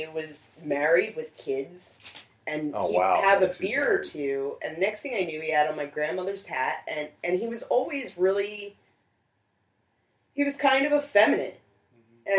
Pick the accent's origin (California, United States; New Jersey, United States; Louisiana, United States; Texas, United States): New Jersey, United States; I am from Jersey. Oh. They just moved to Tennessee a while ago, but we all met up in New Jersey. My sister still lives there.